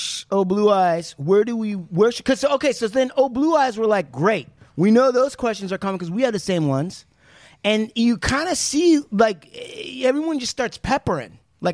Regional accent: United States; we're from America

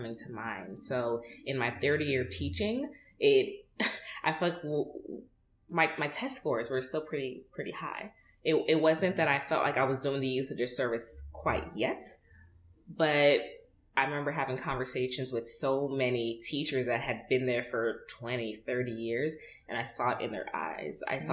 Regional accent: New York, United States; me and her are both Nigerian Americans. I was born in New York.

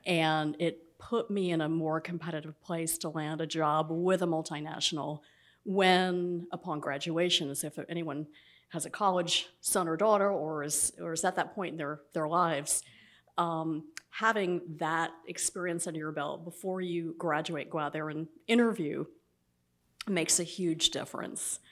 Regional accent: Atlanta, Georgia, United States; moved away as an adult; also born or lived in New England; growing up in Atlanta

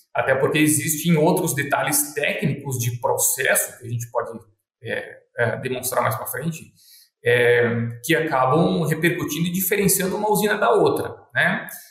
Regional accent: Concórdia, Santa Catarina, Brazil; now in Sinop, Brazil; eu sou natural de Concórdia, Santa Catarina

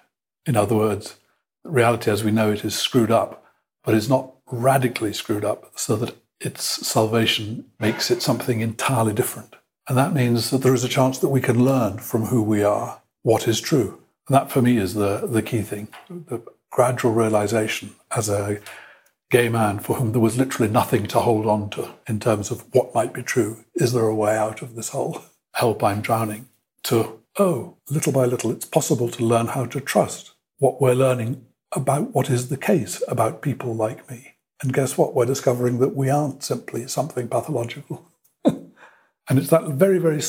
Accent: England, United Kingdom; moved away; also born or lived in Mexico / Brazil / Bolivia / Chile; I'm an Englishman of a certain age. I'm 60-year-old Englishman

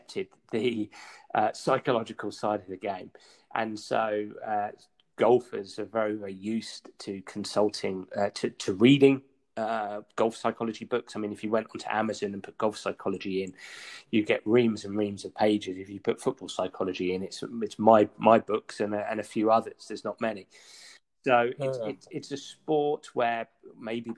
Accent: England, United Kingdom; being English

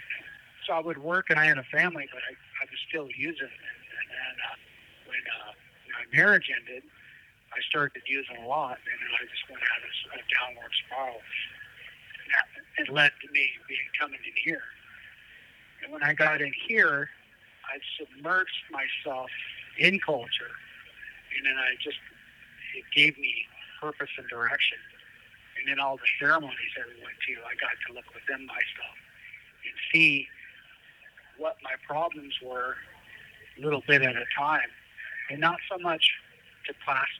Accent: Colville Reservation, Washington, United States; now in Walla Walla, United States; I grew up on the Colville Reservation

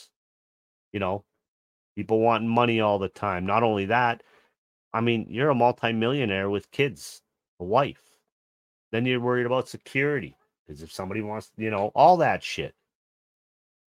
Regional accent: Canada; as a Canadian

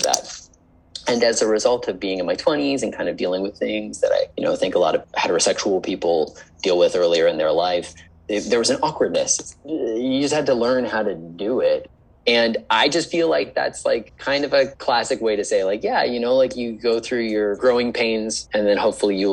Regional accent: Arlington, Virginia, United States; moved away as an adult; also born or lived in Los Angeles / Charlottesville, Virginia; now in New York City, United States; when I was growing up in Arlington on Lee Highway, there was a Blockbuster Video

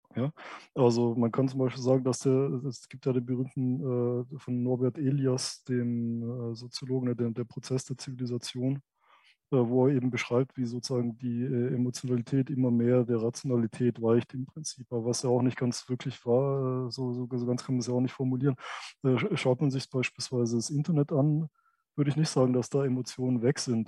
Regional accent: a village in Baden-Württemberg, Germany; aus meinem Aufwachsen in, äh, in, in, in diesem Dörfchen in Baden-Württemberg

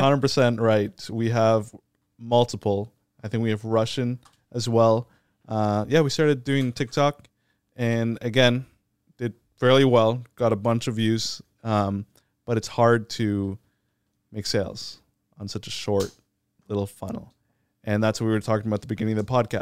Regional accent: Canada

